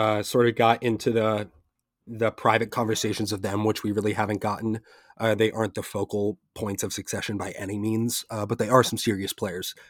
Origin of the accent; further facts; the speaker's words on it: Pennsylvania, United States; we're both from Pennsylvania